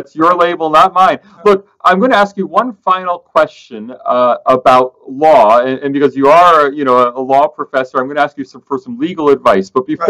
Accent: United States; as an American, I'm a big fan of written constitutions.

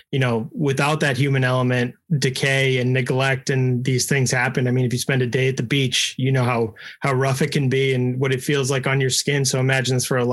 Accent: right outside of Boston, Massachusetts, United States; I grew up right outside of Boston and spent a lot of summers on the coast of Maine

